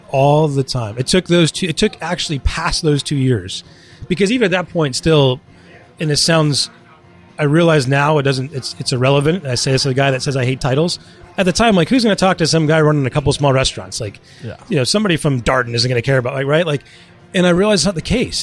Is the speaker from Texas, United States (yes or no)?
no; Westborough, Massachusetts, United States; also born or lived in London; I grew up in Westboro